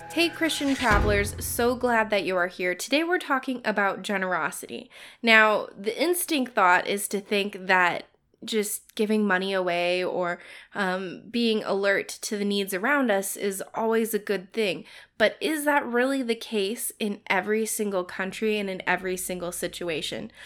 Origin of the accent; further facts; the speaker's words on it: United States; being in a Western culture as an American